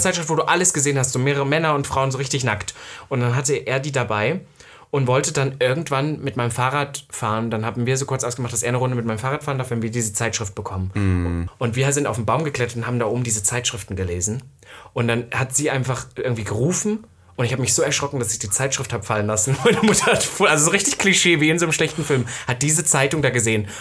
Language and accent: German; Saxony-Anhalt, Germany; ich komme ja aus Ostdeutschland